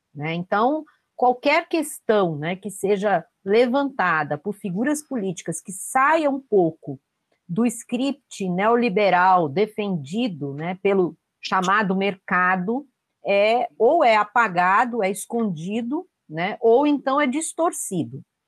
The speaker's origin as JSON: {"language": "Portuguese", "region": "São Paulo", "country": "Brazil", "tie": "born or raised there", "moved": "as an adult", "lives_now": "Vitória da Conquista, Brazil", "said": "eu sou paulistana de nascença, mas moro há nove anos em Vitória da Conquista, na Bahia"}